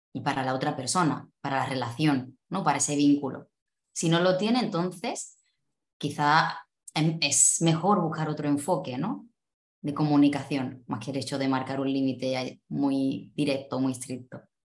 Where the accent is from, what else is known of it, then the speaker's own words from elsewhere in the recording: Cádiz, Andalusia, Spain; moved away as an adult; also born or lived in Málaga; yo soy de Andalucía, concretamente de Cádiz